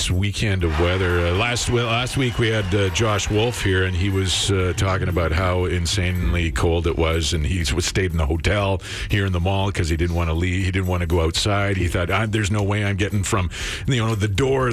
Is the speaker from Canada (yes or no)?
yes; British Columbia, Canada; now in Alberta, Canada; I grew up in BC